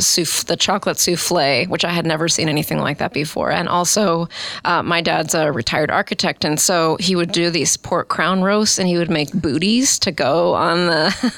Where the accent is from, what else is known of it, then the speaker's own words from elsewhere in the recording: Omaha, Nebraska, United States; I grew up in Omaha, West Omaha.